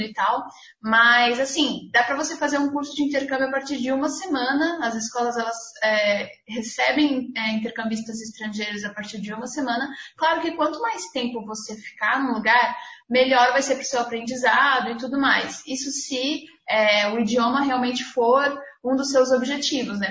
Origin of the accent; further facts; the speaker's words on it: Blumenau, Santa Catarina, Brazil; sou de Blumenau, Santa Catarina